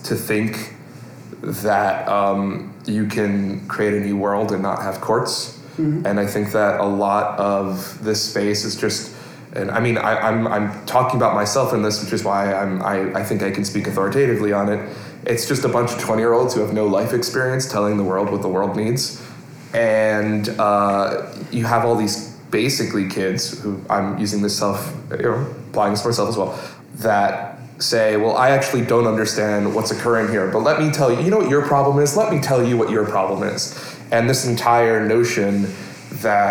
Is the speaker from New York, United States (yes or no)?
yes; New York, United States; I'm a New Yorker. I'm a thoroughbred New Yorker